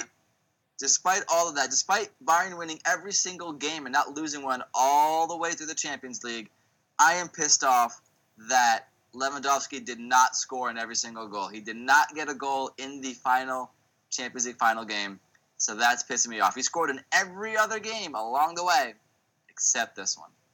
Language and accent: English; Lviv, Lviv Oblast, Ukraine; moved away; my hometown club